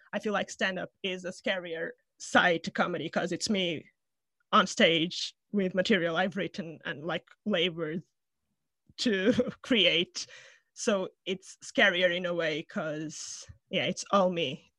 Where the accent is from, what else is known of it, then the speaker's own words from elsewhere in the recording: Portugal; moved away as an adult; now in London, United Kingdom; from Portugal, from my hometown